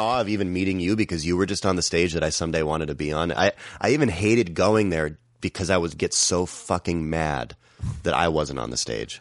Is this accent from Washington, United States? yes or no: yes; Seattle, Washington, United States; moved away as an adult; now in Glendale, United States; I'm from Seattle